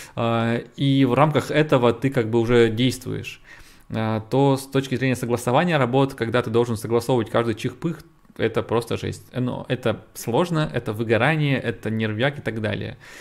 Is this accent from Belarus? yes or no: no; Yekaterinburg, Sverdlovsk Oblast, Russia; я из России, я из, из Екатеринбурга